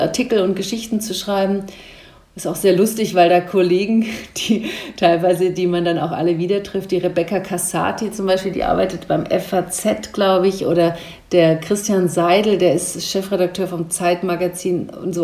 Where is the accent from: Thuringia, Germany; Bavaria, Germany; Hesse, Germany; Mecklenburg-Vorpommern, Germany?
Hesse, Germany; Rhine-Main area; also born or lived in Wiesbaden / Frankfurt; So Rhein-Main-Gebiet ist für mich meine Heimat, war es ja auch meine Heimat und ich mag es sehr gerne hier zu leben